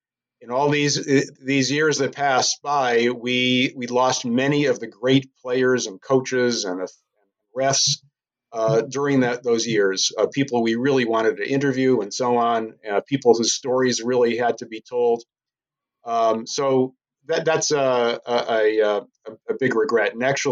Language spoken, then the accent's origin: English; Scranton, Pennsylvania, United States; from Scranton, PA.